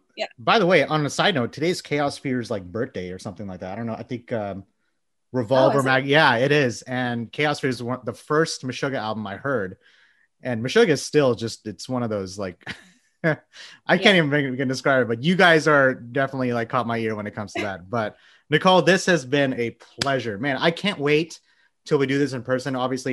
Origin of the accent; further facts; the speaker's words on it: Texas, United States; I'm from Texas. That's a given.